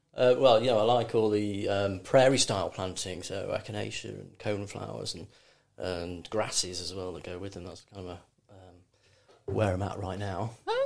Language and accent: English; Cheshire, North West England, United Kingdom; moved away; also born or lived in London; I grew up in Cheshire. It was very very sort of rural